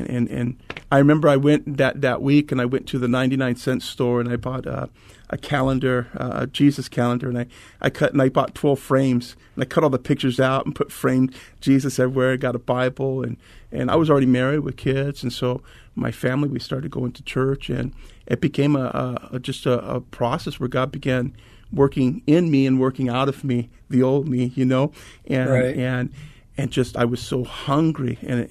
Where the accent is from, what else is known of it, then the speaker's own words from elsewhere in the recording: Anaheim, California, United States; now in Mesa, United States; moved to Southern California at a very young age, and was raised in Anaheim.